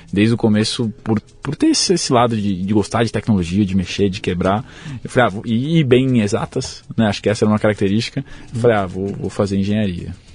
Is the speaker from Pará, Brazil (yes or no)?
no; São Paulo, Brazil; Eu sou de São Paulo, nasci aqui, morei aqui minha vida toda